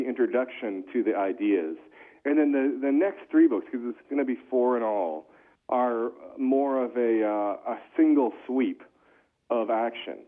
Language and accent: English; Stow, Massachusetts, United States; also born or lived in Acton, Massachusetts; the towns I grew up in Stowe, Massachusetts, Acton, Massachusetts